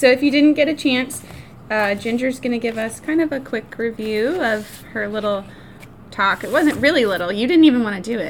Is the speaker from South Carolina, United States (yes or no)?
yes; Berea, South Carolina, United States; I grew up in Berea, like going to high school there.